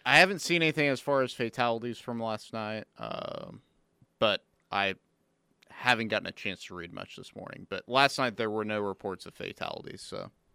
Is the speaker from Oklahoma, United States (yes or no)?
yes; Norman, Oklahoma, United States; since I was a kid growing up in Norman